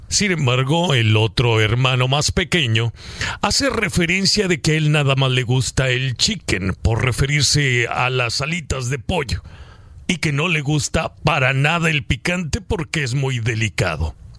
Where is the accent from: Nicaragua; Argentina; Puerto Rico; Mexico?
Mexico; los mexicanos somos aquellos que tienden la mano